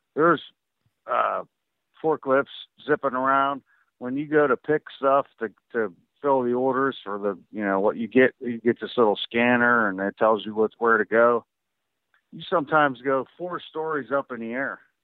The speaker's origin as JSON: {"language": "English", "region": "West Virginia", "country": "United States", "said": "I'm from West Virginia"}